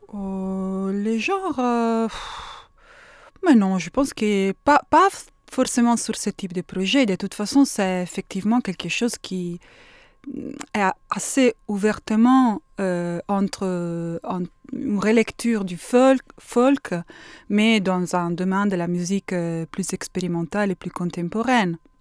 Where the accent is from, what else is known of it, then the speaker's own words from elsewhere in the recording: Bologna, Emilia-Romagna, Italy; French is a second language; je viens de Bologne